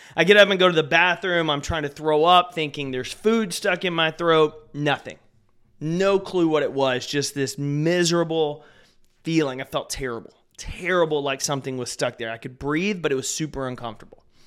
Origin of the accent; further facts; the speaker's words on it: Texas, United States; I grew up here in Texas